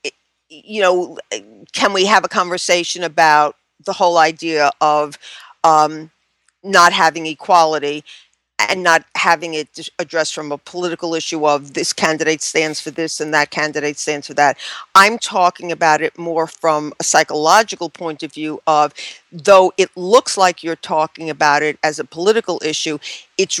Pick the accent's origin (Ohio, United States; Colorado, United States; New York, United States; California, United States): New York, United States; I come from New York